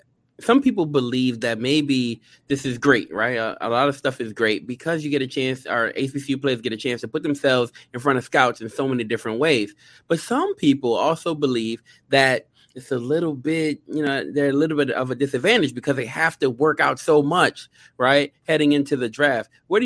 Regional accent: Louisiana, United States; and I am too also from Louisiana, so I'm very, very happy to have him here.

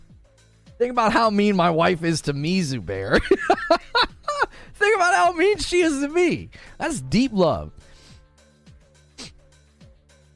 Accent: Northern Ohio, United States; I grew up in Northern Ohio going to Cedar Point

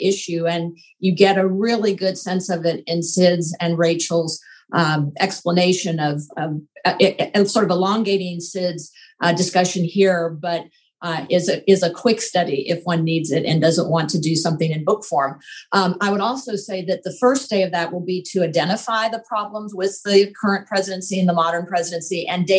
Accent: Louisville, Kentucky, United States; my hometown of Louisville

